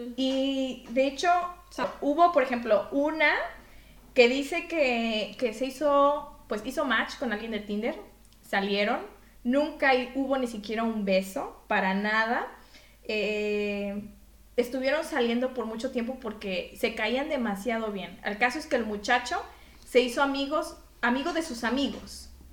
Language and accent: Spanish; Mexico; now in Belgium; yo soy de México